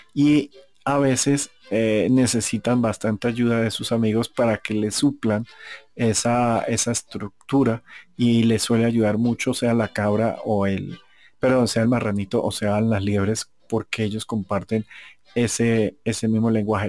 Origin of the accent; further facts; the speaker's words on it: Colombia; yo soy colombiano